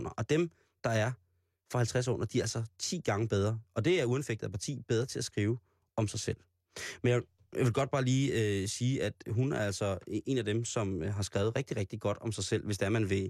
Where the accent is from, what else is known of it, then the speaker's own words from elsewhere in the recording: Roskilde, Zealand, Denmark; Lejre det ligger lidt uden for Roskilde, hvor jeg voksede op